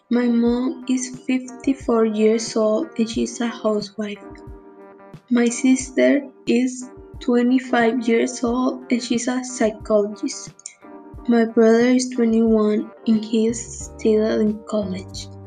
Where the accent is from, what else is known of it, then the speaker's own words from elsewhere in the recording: Cotaxtla, Veracruz, Mexico; English is a second language; also born or lived in Córdoba, Veracruz; now in Veracruz, Mexico; I was born in Cordoba, Veracruz, but I never lived there. I spent most of my childhood living in a little town called Cotax. But now I live in Veracruz with my mom and brother and sister.